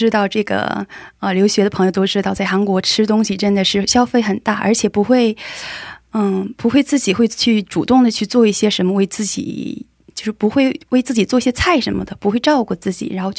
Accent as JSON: {"language": "Chinese", "town": "Weihai", "region": "Shandong", "country": "China", "moved": "as an adult", "lives_now": "South Korea", "said": "然后我之前来韩国留学，现在毕业了，在韩国工作"}